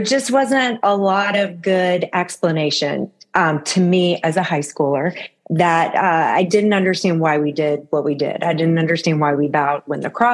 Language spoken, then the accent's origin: English; Florida, United States; moved away as an adult; also born or lived in Wisconsin; I'm from Florida